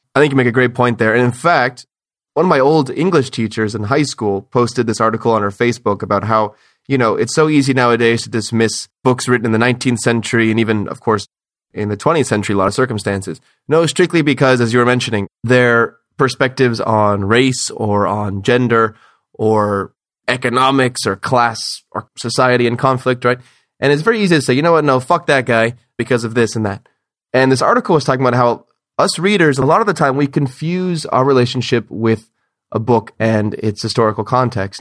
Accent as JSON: {"language": "English", "country": "United States", "said": "as an American"}